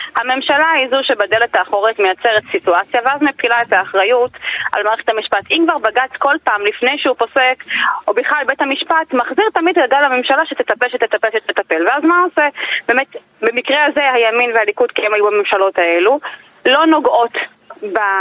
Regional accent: Migdal HaEmek, Northern District, Israel; now in Haifa, Israel; אני גרה בחיפה וגדלתי במגדל העמק

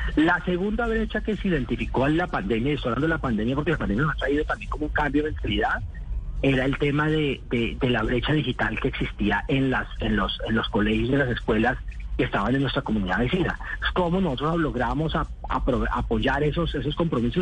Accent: Colombia; como colombiano

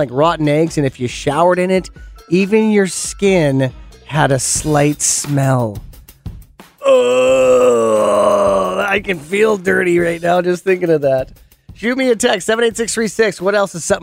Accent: Penticton, British Columbia, Canada; my hometown in Penticton.

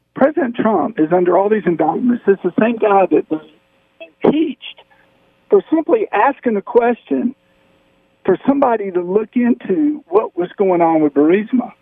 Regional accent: South Carolina, United States; I'm from South Carolina

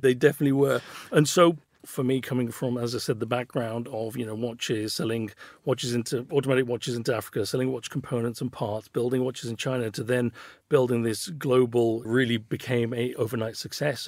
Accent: Birmingham, West Midlands, United Kingdom; I was a kid from Birmingham, grew up in Handsworth

